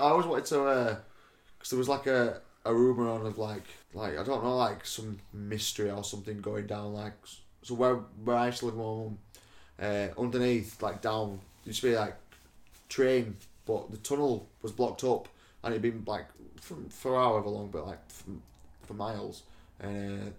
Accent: South Africa; born there; I've got a bit of Irish in me. I was born in South Africa.

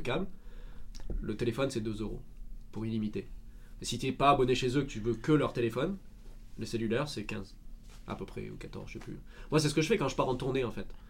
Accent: Marseille, Provence-Alpes-Côte d'Azur, France; moved away; je suis de Marseille, donc du sud de la France

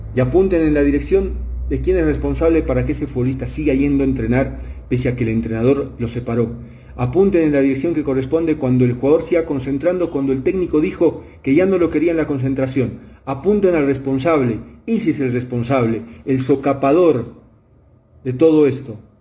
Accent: Bolivia; hablo como fútbol boliviano

